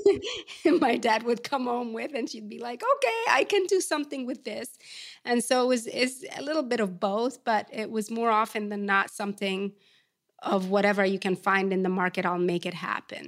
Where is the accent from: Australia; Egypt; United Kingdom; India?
Egypt; Port Said, Port Said Governorate; now in Atlanta, United States; I grew up in Port Said, which is one of Egypt's cosmopolitan cities right on the Mediterranean.